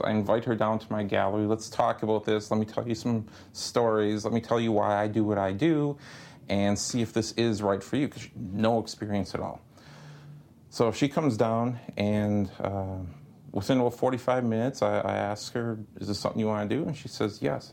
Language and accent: English; Fond du Lac, Wisconsin, United States; moved away; where I grew up in Fond du Lac, Wisconsin